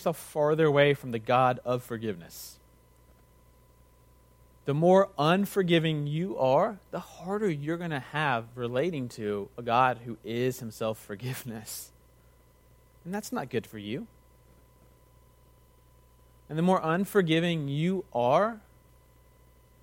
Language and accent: English; United States; also born or lived in Texas; an American in Texas